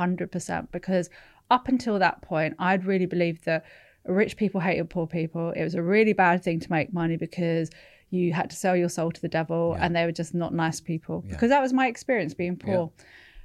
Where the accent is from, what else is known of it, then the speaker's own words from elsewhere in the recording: Sunnyvale, California, United States; I was born in I was born in California, but I was born in and around Sunnyvale and Palo Alto, which is where all the big tech companies were starting to spring up.